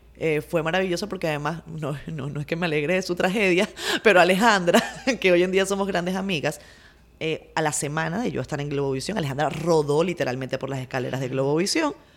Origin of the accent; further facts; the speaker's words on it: Venezuela; now in Dominican Republic; como venezolanos